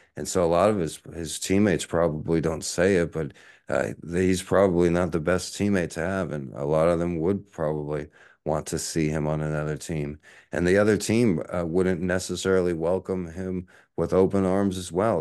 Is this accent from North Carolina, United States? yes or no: no; Texas, United States; now in Honolulu, United States; growing up in Texas